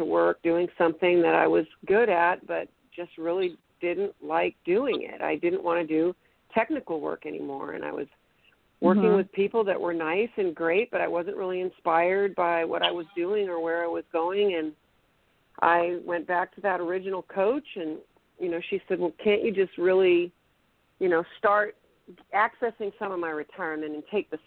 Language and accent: English; Sacramento, California, United States; also born or lived in Boston, Massachusetts; I was born in Boston, grew up in Sacramento, went to high school